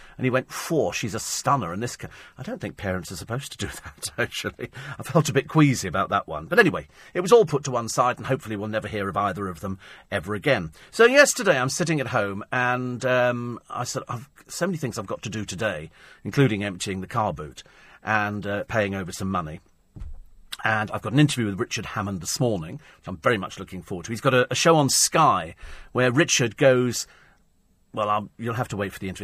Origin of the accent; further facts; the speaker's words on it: Bromley, London, United Kingdom; moved away; I was born in Bromley